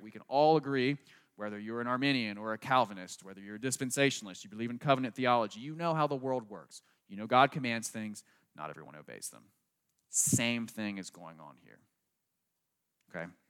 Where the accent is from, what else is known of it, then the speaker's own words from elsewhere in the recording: United States; I grew up right outside Washington, D C